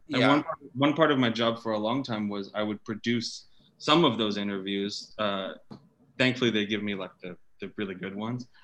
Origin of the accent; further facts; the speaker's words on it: California, United States; I grew up in California